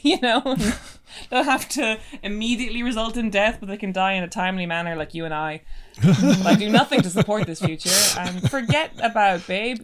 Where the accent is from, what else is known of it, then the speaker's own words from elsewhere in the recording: Ireland; now in London, United Kingdom; growing up in Ireland